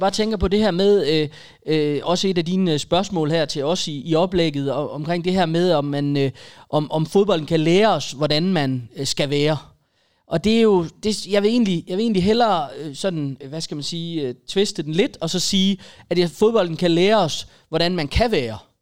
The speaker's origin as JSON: {"language": "Danish", "area": "a village just north of Aarhus", "region": "Central Denmark Region", "country": "Denmark", "tie": "born or raised there", "said": "i den landsby lidt nord for Aarhus, hvor jeg er vokset op"}